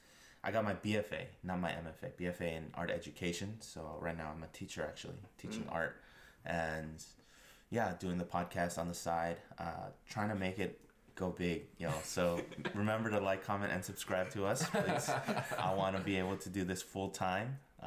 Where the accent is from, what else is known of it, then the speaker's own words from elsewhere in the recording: Northern Virginia, United States; So for me, I was born and raised here too.